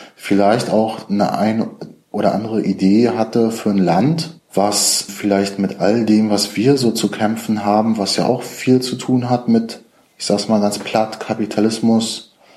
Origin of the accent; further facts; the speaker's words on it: Rostock, Mecklenburg-Vorpommern, Germany; in meiner Heimatstadt Rostock